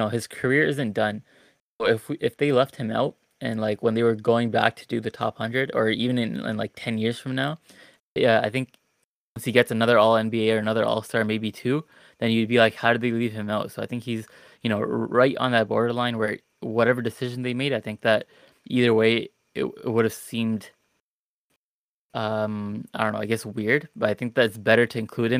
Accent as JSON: {"language": "English", "town": "Toronto", "region": "Ontario", "country": "Canada", "said": "I'm from Toronto"}